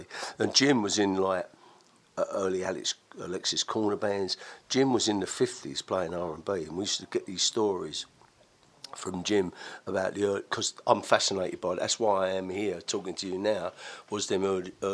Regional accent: London, United Kingdom; I was born in Tufton Park

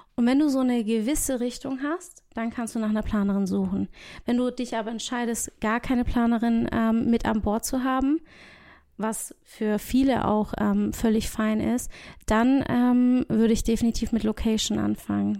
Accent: Portugal; now in Baden-Württemberg, Germany; ich liebe mein Heimatland. Also ich bin gebürtige Portugiesin

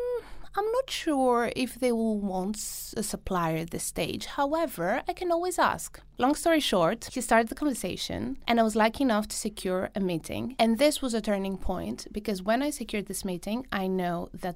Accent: Greece; moved away; I was in Greece, in my hometown

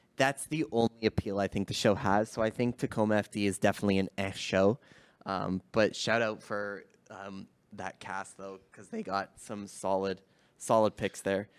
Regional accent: Canada; being Canadian

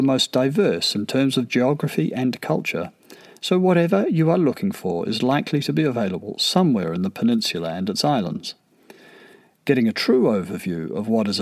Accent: New Zealand; I'm a New Zealander

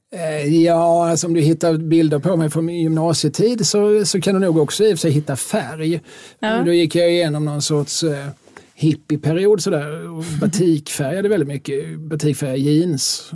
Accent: Skåne, Sweden; also born or lived in Lund / Malmö; vi är skåningar

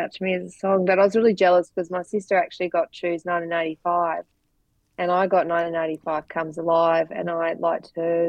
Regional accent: Devonport, Tasmania, Australia; also born or lived in Hobart; I was from Devonport.

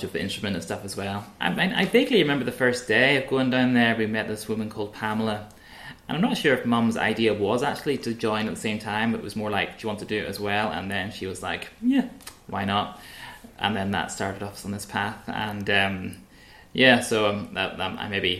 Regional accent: Broughshane, Northern Ireland, United Kingdom; born or raised there; moved away as an adult; now in Glasgow, United Kingdom

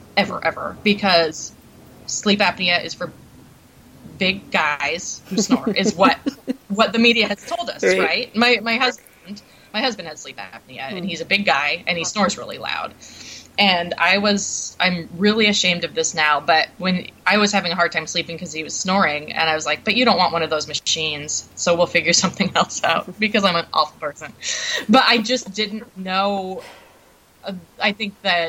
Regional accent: Bellingham, Washington, United States; also born or lived in Seattle; When I was 18, I moved from my hometown of Bellingham down to Seattle

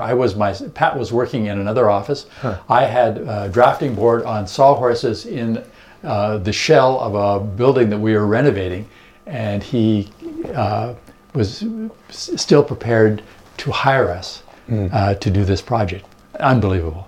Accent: Winnipeg, Manitoba, Canada; moved away as an adult; also born or lived in Alberta / British Columbia; now in Vancouver, Canada; we were prairie people, we grew up in Winnipeg.

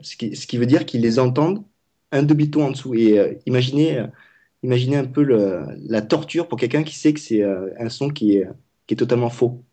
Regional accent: Vietnam; je parle vietnamien. Je suis vietnamien.

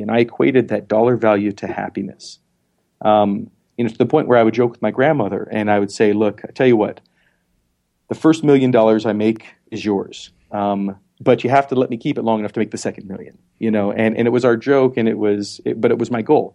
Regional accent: Montana, United States; moved away; also born or lived in Philadelphia / South Dakota; I was born in Montana

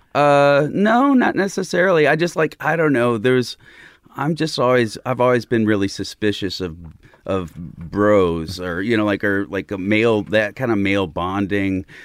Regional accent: Southern Illinois, United States; also born or lived in Chicago; Southern Illinois, uh, closer to Saint Louis than Chicago, just across the Mississippi

